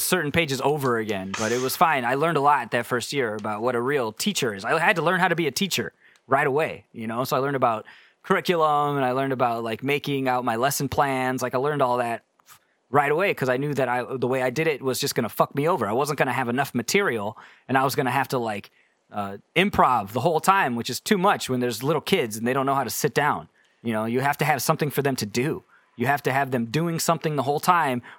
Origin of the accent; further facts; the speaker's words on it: United States; also born or lived in South Korea; I'm too American for